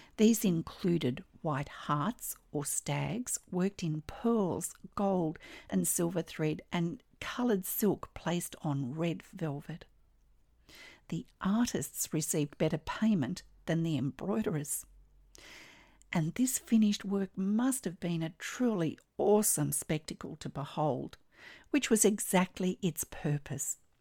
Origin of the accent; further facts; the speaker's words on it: Australia; I'm an Australian textile artist